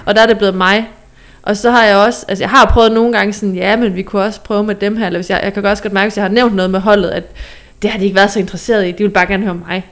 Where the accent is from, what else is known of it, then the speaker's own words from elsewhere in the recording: Southern Jutland, Southern Denmark, Denmark; nede fra Sønderjylland, hvor jeg er fra